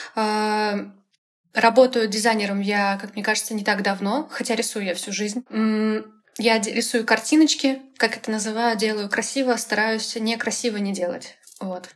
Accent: Chernyakhovsk, Kaliningrad Oblast, Russia; moved away; я вообще из Калининградской области. Я закончила школу в городе Черняховск

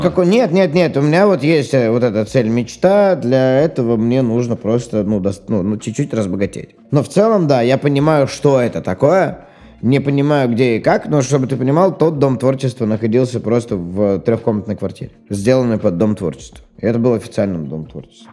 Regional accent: Novokuznetsk, Kemerovo Oblast, Russia; moved away as an adult; Всё-таки мой родной город Новокузнецк.

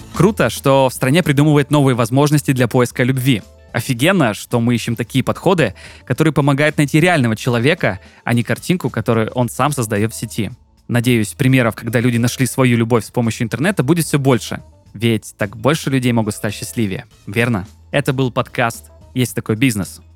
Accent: Krasnodar, Krasnodar Krai, Russia; я сам из Краснодара

